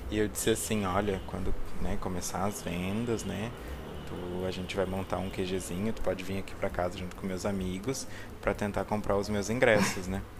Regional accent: South Region, Brazil; E eu, como sou sulista, né? Que isso é padrão de sulista, né?

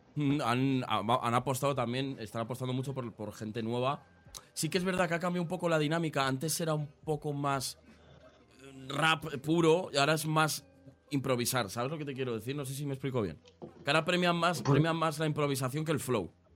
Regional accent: Aranjuez, Community of Madrid, Spain; Yo soy de Madrid, eh, igual, pero de Madrid Sur. O sea, estamos justo en el otro lado. Yo soy de, Aranjuez.

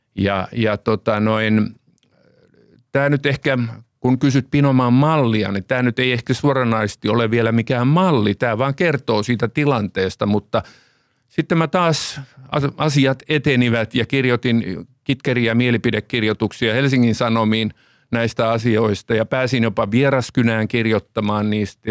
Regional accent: Finland

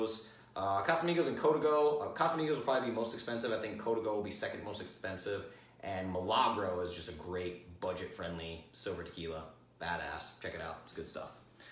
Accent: Rhode Island, United States; accent: Rhode Island; my Rhode Island accent

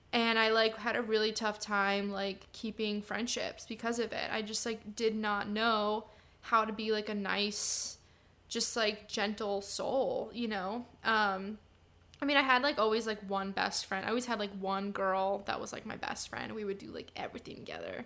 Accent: San Diego, California, United States; also born or lived in Chicago, Illinois, United States; We all moved to San Diego when I was five

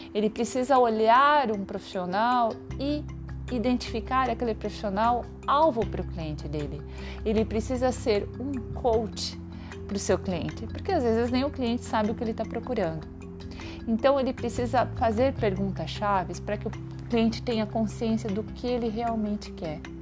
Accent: Santa Catarina, Brazil; moved away as an adult; also born or lived in Joinville; now in São Paulo, Brazil; Eu sou natural de Santa Catarina e mudei para São Paulo em 2004

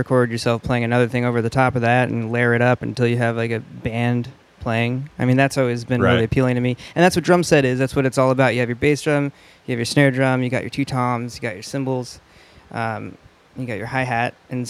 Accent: West Linn, Oregon, United States; Yeah, I'm from West Lynn.

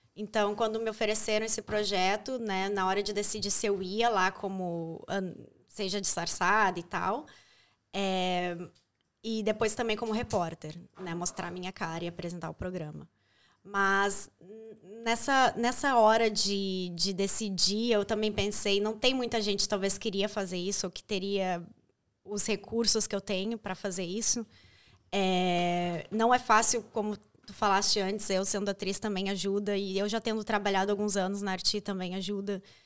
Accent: Brazil; moved away as an adult; now in Ireland

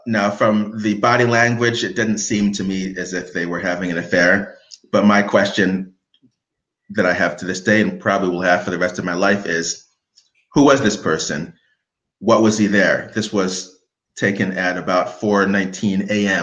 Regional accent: United States; as an American, knowing English and having lived in the city

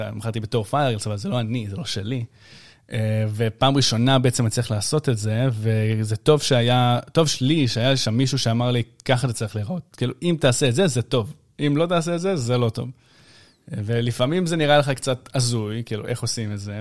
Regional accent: Ashdod, Southern District, Israel; אני מאשדוד

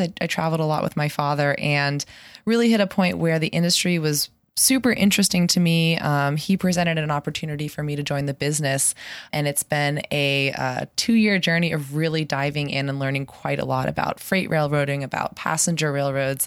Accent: Pittsburgh, Pennsylvania, United States; moved away as an adult; also born or lived in San Francisco; I grew up in Pittsburgh, and I moved back about a year ago

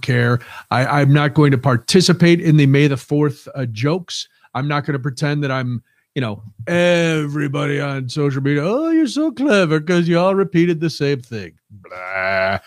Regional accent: United States; I'm American

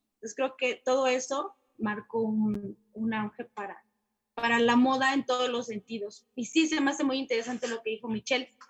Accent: Mexico; como mexicanos

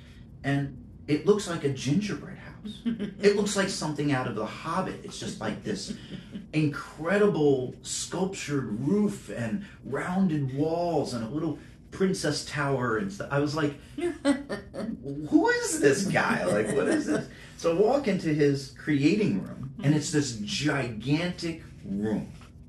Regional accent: New York, United States; born there; I had been to LA, I'd been to New York, a little overwhelmed by both, even though I was born in New York.

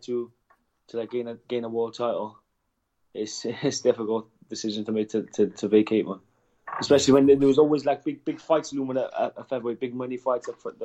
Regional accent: Wales, United Kingdom; especially as Welsh fighters.

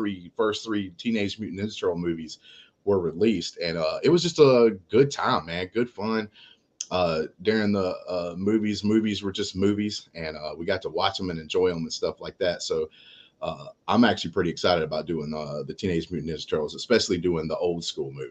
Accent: South Alabama, United States; I'm from South Alabama.

